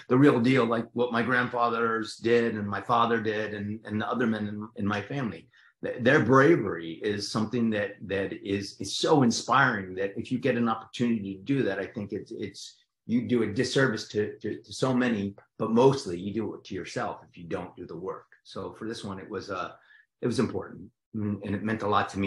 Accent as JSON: {"language": "English", "region": "New Jersey", "country": "United States", "accent": "Jersey", "said": "I'm from Jersey, so I talk like this"}